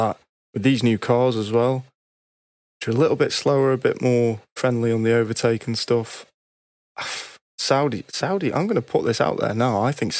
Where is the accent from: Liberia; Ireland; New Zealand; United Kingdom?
United Kingdom; As a British F1 fan, I love F1. I'm a British fan.